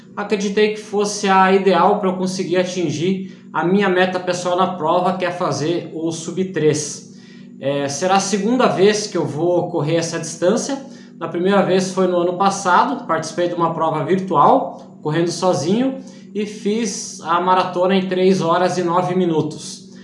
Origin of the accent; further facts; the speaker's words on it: Iporã do Oeste, Santa Catarina, Brazil; sou da cidade de Iporã do Oeste, Santa Catarina